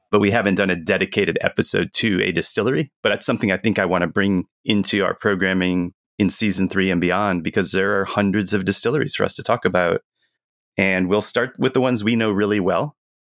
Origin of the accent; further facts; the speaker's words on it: United States; we're American